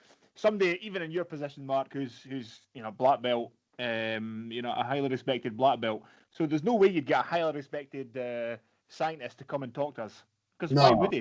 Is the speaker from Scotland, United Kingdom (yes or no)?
yes; Kinross, Scotland, United Kingdom; I'm from Ken Ross originally, Carndon now